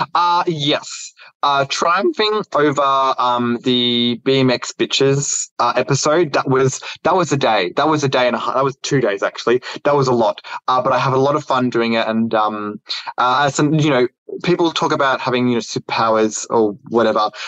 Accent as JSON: {"language": "English", "country": "Australia", "tie": "born or raised there", "said": "it's tough growing up in Australia um, during the '90s"}